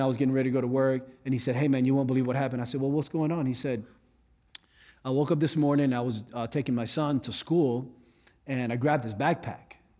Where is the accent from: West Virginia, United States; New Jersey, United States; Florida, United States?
Florida, United States; South; I grew up in South Florida.